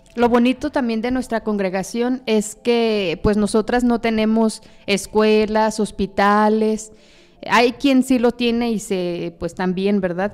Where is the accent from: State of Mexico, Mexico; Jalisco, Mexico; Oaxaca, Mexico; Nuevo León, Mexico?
Jalisco, Mexico; Zapopan; yo soy originaria de Guadalajara, específicamente del municipio de Zapopan, Jalisco.